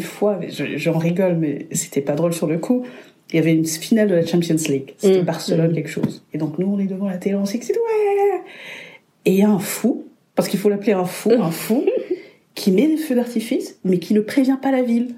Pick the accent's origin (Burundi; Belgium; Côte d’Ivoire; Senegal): Burundi; moved away as an adult; also born or lived in Lille, France; now in Lyon, France; je viens du Burundi, le plus beau pays du monde